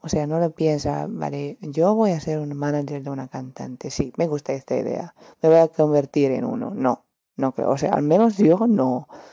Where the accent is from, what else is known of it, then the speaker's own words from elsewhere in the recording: Romania; Spanish is a second language; Soy de Rumanía